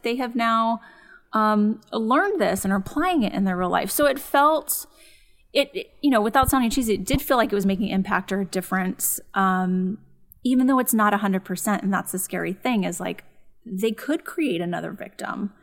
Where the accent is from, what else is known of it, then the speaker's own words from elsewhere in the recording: San Dimas, California, United States; grew up in San Dimas, which is, um, suburb of L